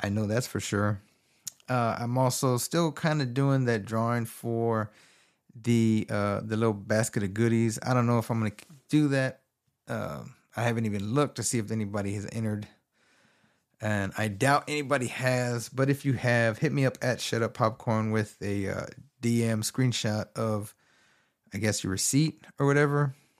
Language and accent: English; Texas, United States; I'm from Texas. So he had a governor race between Greg Abbott and Beto O'Rourke.